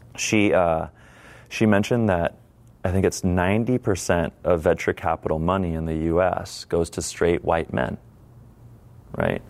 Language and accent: English; San Diego, California, United States; my hometown that is San Diego